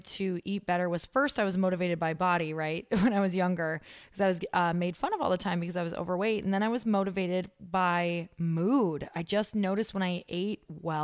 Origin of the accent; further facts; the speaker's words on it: Midwest, United States; I come from the Midwest